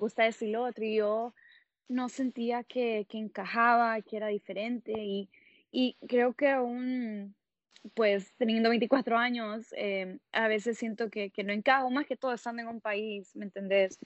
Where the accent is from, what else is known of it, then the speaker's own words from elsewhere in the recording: Tegucigalpa, Francisco Morazán, Honduras; moved away as an adult; also born or lived in Columbus, Ohio; now in Seattle, United States; yo soy de Tegucigalpa, Honduras, y estoy viviendo en Seattle, Washington